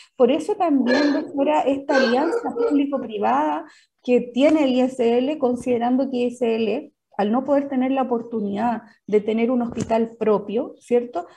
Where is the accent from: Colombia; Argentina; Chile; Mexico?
Chile; San Fernando, O'Higgins; now in Placilla, Chile; yo soy de San Fernando, oriunda de San Fernando, actualmente yo vivo en Placilla, una localidad rural de la sexta región